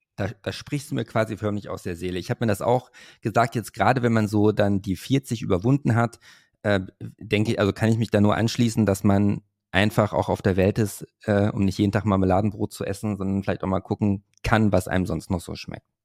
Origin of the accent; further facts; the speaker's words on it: Hövelhof, North Rhine-Westphalia, Germany; ich komme ja aus Hövelhof, das ist ja bei Paderborn